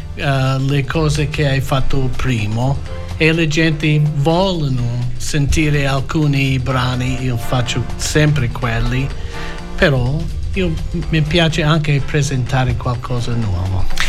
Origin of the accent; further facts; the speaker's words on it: Australia; Italian is a second language; io nato in Australia